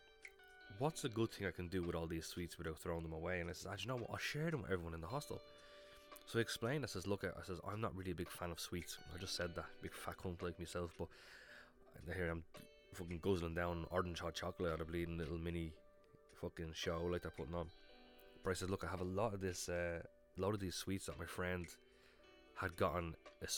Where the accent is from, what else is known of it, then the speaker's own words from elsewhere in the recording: Ireland; I'm from Ireland